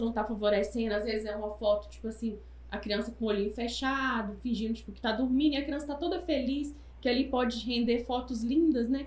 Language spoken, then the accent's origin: Portuguese; Taiobeiras, Minas Gerais, Brazil; moved away as an adult; now in Governador Valadares, Brazil; eu sou de Taiomi